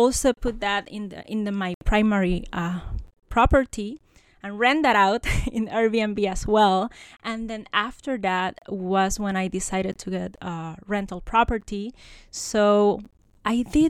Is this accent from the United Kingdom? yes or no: no; Puerto Rico; moved away as an adult; now in United States; I'm a Puerto Rican. So I have a background more like into the academia. I grew up in Puerto Rico, studied there, did my bachelor